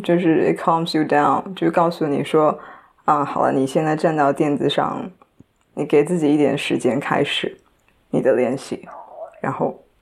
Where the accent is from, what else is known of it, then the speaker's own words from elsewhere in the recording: Shanghai, China; first language Chinese; 来自上海 然后今年二十五岁